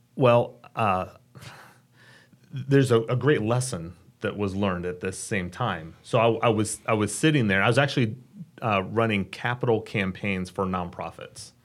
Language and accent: English; Dayton, Ohio, United States; moved away as an adult; now in Richmond, United States; I grew up in Dayton, Ohio. Thought I'd live there my entire life. relocated here about twelve years ago